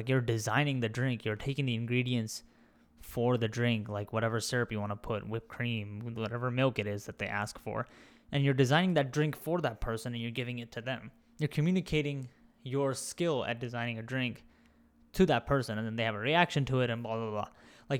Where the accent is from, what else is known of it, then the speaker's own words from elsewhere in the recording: India; accent: Indian; I kind of just, like, lost my accent and my Indian accent for a long time.